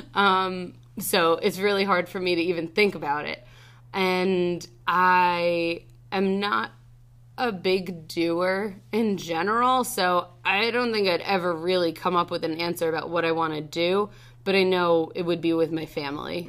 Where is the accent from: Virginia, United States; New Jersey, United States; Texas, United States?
New Jersey, United States; Freehold; I grew up in Freehold